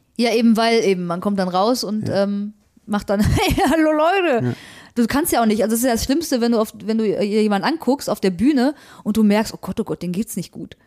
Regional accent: Recklinghausen, North Rhine-Westphalia, Germany; aber Recklinghausen ist schon ziemlich Ruhrgebiet und gerade Recklinghausen Süd, wo ich herkomme

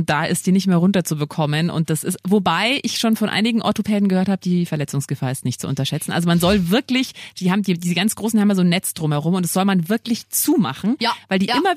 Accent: Bavaria, Germany; ich komme ja, ich bin ja in Niederbayern aufgewachsen.

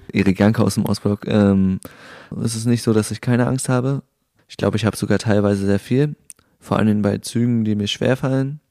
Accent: Rostock, Mecklenburg-Vorpommern, Germany; ich komme aus Rostock

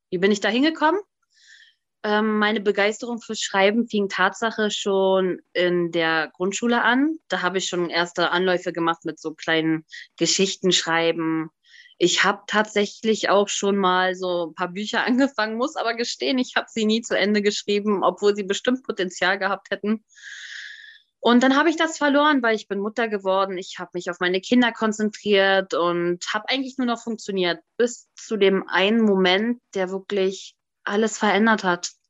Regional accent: Hanover, Lower Saxony, Germany; und ich komme aus Hannover.

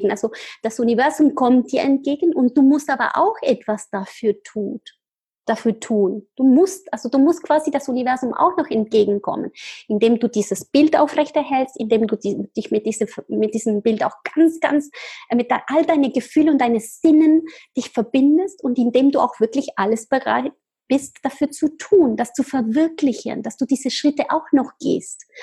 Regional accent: Argentina; born there; German is a second language; Ja, also ich bin in Argentinien geboren, ich bin halb Argentinierin und halb Chilenerin.

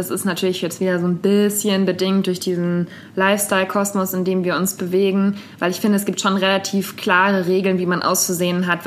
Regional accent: Bavaria, Germany; Aber ich war sehr abhängig davon, dass mich jemand in die nächstgrößere Stadt nach Würzburg gefahren hat, weil Internet-Shopping, das gab es

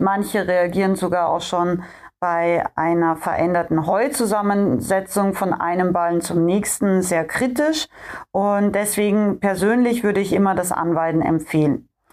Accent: Austria; moved away; ich bin ja ursprünglich in Österreich äh, aufgewachsen und komme da ja auch her aus den österreichischen Bergen

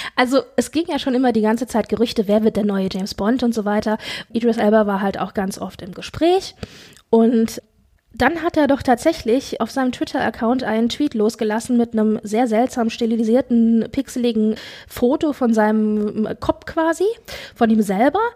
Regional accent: Frankfurt, Hesse, Germany; wir kommen beide aus der Frankfurter Region, beziehungsweise Frankfurt

